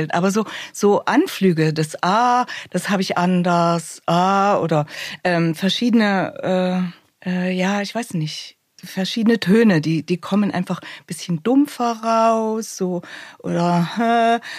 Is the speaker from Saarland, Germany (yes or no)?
no; Thuringia, Germany; dass jetzt nicht jeder hört, ich komme aus Thüringen.